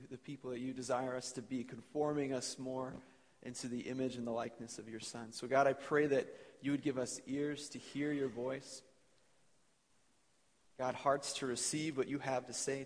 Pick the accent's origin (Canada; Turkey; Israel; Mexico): Canada; Edmonton, Alberta; I grew up in Edmonton. Jalene and I both are born and raised Alberta people